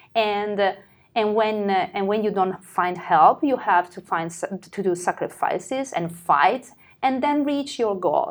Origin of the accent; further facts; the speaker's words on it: Italy; we are Italian